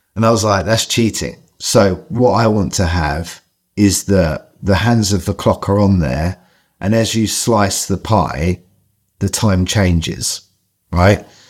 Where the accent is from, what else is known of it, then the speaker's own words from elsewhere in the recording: London, United Kingdom; I grew up in Southeast London